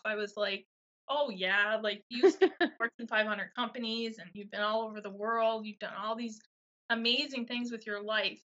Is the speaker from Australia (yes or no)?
no; Miramichi, New Brunswick, Canada; I'm Miramichi girl from New Brunswick